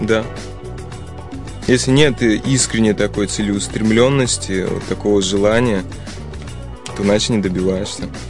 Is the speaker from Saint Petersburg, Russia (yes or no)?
yes; Saint Petersburg, Russia; moved away as an adult; also born or lived in Spain; коренной житель Санкт-Петербурга. Родился здесь, учился в школе